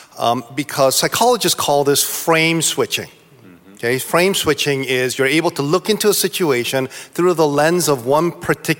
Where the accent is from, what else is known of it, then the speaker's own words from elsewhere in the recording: East Coast, Northeasterners, United States; I'm from the East Coast, so I'm a lot more uptight about time